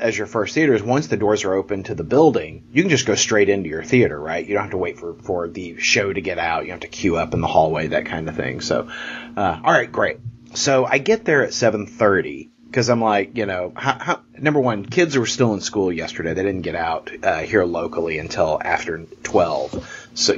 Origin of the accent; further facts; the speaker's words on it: Texas, United States; I'm a Texan